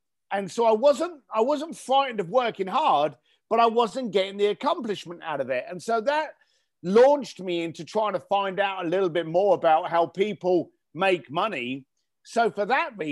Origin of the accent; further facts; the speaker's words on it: London, United Kingdom; now in Los Angeles, United States; I grew up in East London. I'm here living in Los Angeles now.